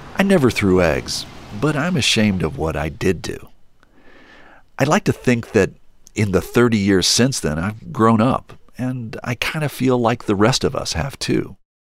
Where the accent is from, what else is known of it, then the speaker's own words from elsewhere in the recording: Charleston, West Virginia, United States; now in New York, United States; I grew up in Charleston, West Virginia, where Ted lives